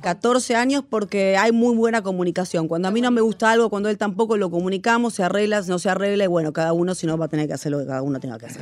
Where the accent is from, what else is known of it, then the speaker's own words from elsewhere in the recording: Argentina; yo soy argentina